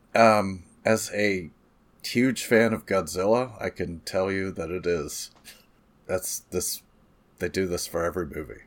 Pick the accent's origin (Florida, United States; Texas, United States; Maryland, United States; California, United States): California, United States; I'm from California, folks, where it's really flat